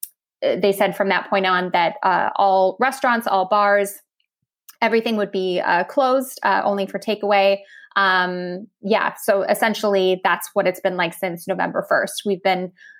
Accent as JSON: {"language": "English", "region": "Minnesota", "country": "United States", "moved": "as an adult", "lives_now": "Germany", "said": "I'm still a Minnesotan at heart."}